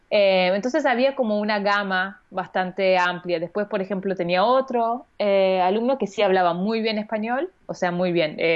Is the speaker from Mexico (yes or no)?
no; Vienna, Austria; born there; Yo nací al año eh, en Viena y mi hermano también.